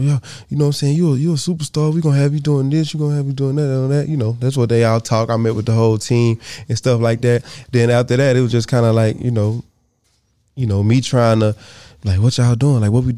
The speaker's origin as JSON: {"language": "English", "region": "the South", "country": "United States", "said": "I mean, we from the South, so we from Boosie Pop. You know what I'm saying? I'm from the South, so we from Boosie Pop."}